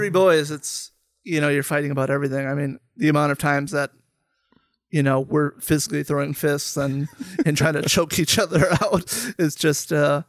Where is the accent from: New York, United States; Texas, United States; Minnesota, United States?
Minnesota, United States; Mayer; also born or lived in Becker, Minnesota; I grew up in Minnesota. Most of my childhood was in Mayer, Minnesota, a small town kind of west of the city, is half hour, 45 minutes or so. And then I moved up to Becker, where we are now in fifth grade.